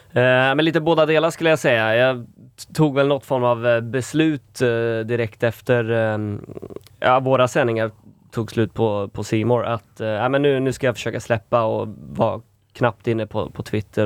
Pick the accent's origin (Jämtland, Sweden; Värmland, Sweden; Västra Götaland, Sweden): Västra Götaland, Sweden; Falköping; moved away; jag fick ju ta en obligatorisk vända hem